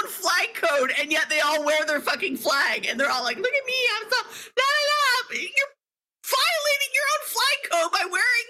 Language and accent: English; Canada